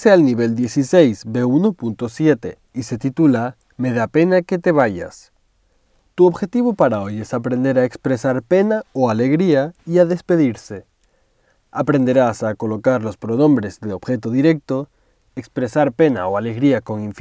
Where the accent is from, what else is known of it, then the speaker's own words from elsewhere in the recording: Tenerife, Canary Islands, Spain; now in Madrid, Spain; Yo soy de Tenerife, pero vivo y trabajo en Madrid. Siempre que voy a Tenerife a visitar a mi familia en vacaciones, me pongo muy contento.